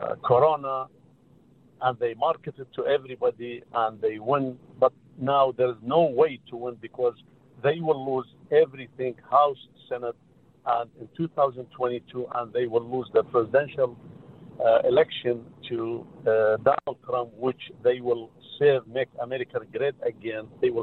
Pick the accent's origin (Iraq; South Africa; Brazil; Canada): Iraq; now in Modesto, United States; I'm Christian. I am from Iraq.